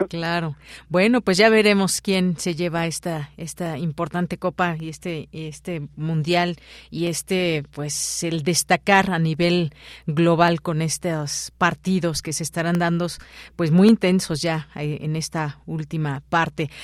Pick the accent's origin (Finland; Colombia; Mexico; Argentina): Mexico